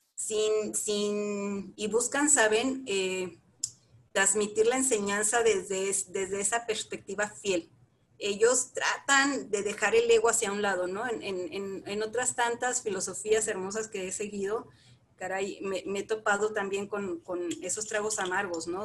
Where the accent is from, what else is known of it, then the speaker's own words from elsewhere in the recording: Chihuahua, Mexico; moved away as an adult; also born or lived in Saltillo / Torreón / Monterrey; now in Valle de Bravo, Mexico; yo soy de la ciudad de Chihuahua, Chihuahua, Chihuahua, de ahí al norte, bella mi tierra